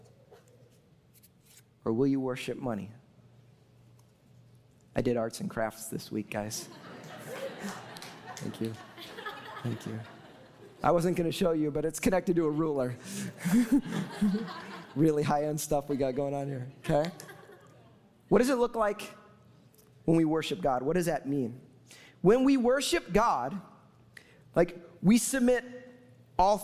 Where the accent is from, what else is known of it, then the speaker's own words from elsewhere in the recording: Chicago, Illinois, United States; moved away; I'm from Chicago, therefore, I'm a Bears fan